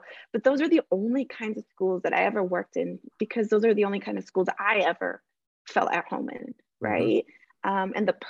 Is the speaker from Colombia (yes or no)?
yes; Colombia; we came from Colombia, a country that was facing a lot of violence, yet Colombian people are known for